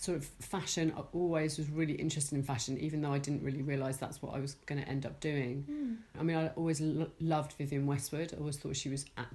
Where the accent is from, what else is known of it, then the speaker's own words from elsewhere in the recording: Hertfordshire, East of England, United Kingdom; I grew up in Wellingborough City in Hertfordshire